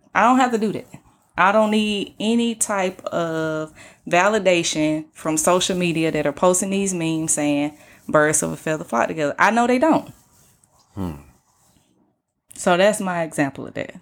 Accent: Atlanta, Georgia, United States; I'm from Atlanta

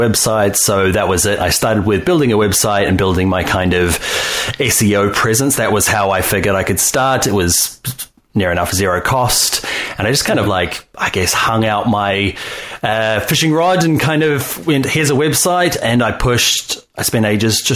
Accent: New Zealand; moved away as an adult; now in Ireland; I am originally from New Zealand.

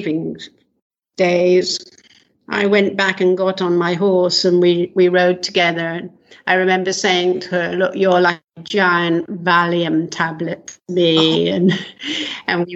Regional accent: London, United Kingdom; moved away as an adult; also born or lived in north of England; now in Israel; Prior to Israel, I'm from England. I was born in London

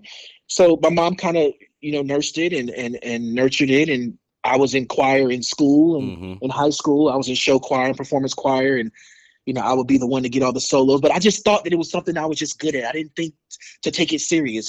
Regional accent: Colorado Springs, Colorado, United States; also born or lived in Georgia; now in Los Angeles, United States; I'm originally from Colorado Springs, Colorado, and I live here in Los Angeles, California

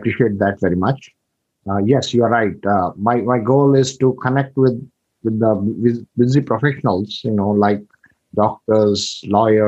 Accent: India; moved away as an adult; I'm from India. I came here 25 years ago.

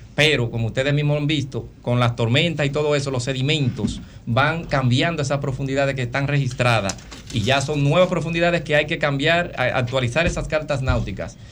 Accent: Dominican Republic; como dominicanos

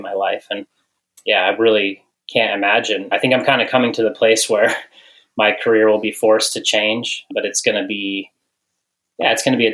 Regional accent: Western Colorado, United States; also born or lived in Missoula, Montana; growing up in Colorado, Western Colorado, with some parents who always had us outside.

